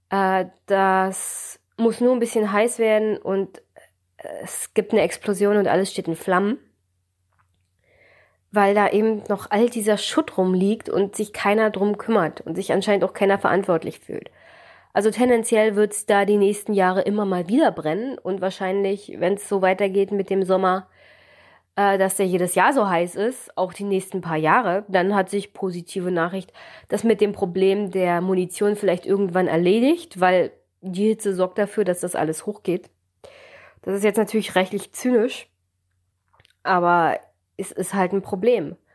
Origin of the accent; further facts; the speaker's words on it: Jüterbog, Brandenburg, Germany; ich komme ja aus Jüterbock. Es ist einer dieser Orte in Brandenburg, die ehemalig ja viel, viel großen Übungsplatz auch hatten und immer noch haben.